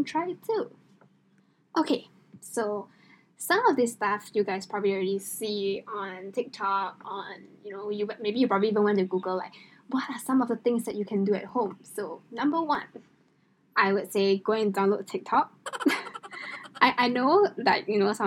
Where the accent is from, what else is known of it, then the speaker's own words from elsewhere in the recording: Singapore; I am Singaporean, female obviously